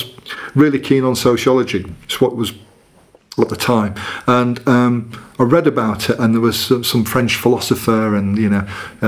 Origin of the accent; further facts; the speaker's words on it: Leeds, Yorkshire and the Humber, United Kingdom; accent: Leeds; I've got to have like my mum there, and I'm just like slipping up, and my sympathetic Leeds accent will come out.